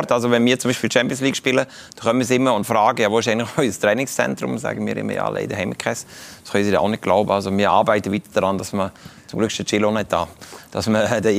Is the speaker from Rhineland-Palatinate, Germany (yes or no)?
yes; Kaiserslautern, Rhineland-Palatinate, Germany; das nehme ich aus meiner Heimatstadt Kaiserslautern, habe ich mitgenommen, bin ich ab und zu mal wieder dort, oder?